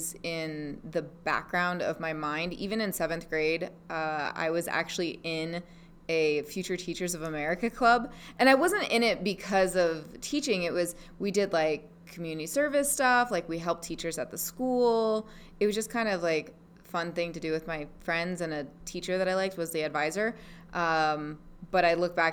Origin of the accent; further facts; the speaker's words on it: Big Island, Hawaii, United States; moved away; also born or lived in Las Vegas; I was born and raised in Hawaii on the Big Island